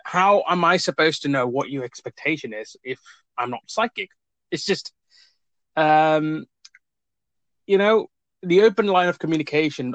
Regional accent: India; now in Cambridge, United Kingdom; I'm originally from India

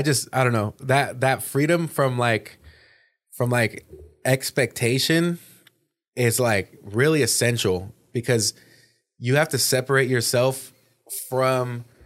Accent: California, United States; I made a decision to leave, because I'm from the Bay Area, you know, originally, like North Bay.

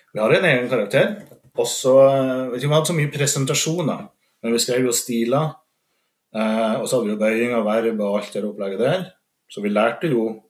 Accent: Steinkjer, Trøndelag, Norway; accent: Trøndersk; Som sagt så er jeg jo trønder. Jeg kommer fra Steinkjer i Nord-Trøndelag

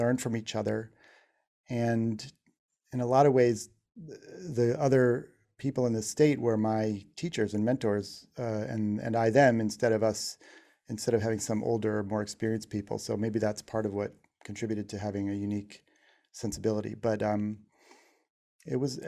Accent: Shaker Heights, Ohio, United States; moved away as an adult; also born or lived in New York; growing up in Shaker Heights, Ohio

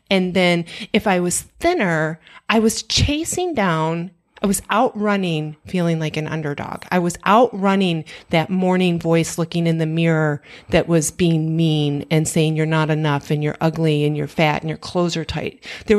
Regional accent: Michigan, United States; And we were born and raised in Michigan.

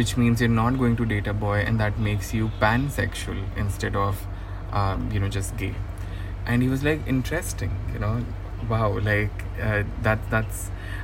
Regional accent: India; we come from India and land of Kama Sutra

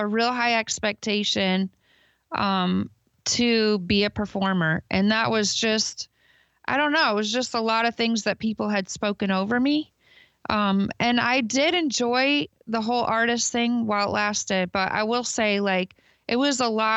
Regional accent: Michigan, United States; I grew up in Michigan on a farm, really in the middle of nowhere

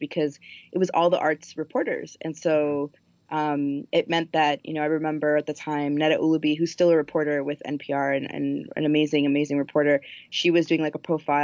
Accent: Miami, Florida, United States; moved away as an adult; also born or lived in Colombia / New York / Washington, District of Columbia, United States; now in Minneapolis, United States; Miami, where I grew up. And I moved from Columbia when I was four to Miami.

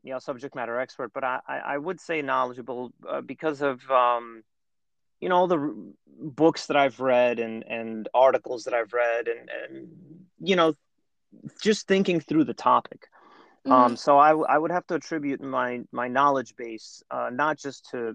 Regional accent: New York, United States; moved away as an adult; also born or lived in Russia; Like many Russian Jews of my generation, I grew up in New York

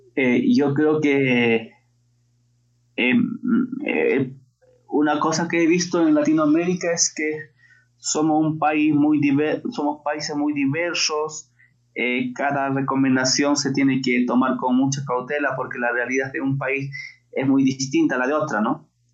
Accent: La Convención Valley, Cusco, Peru; yo soy natural del Cusco, del Valle

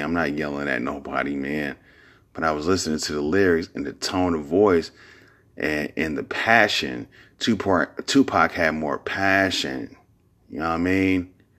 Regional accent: Bay Area, California, United States; I'm from the Bay Area

